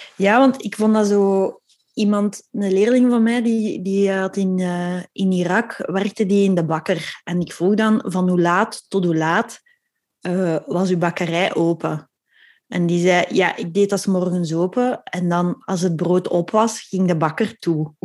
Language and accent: Dutch; Belgium; We zijn Belgen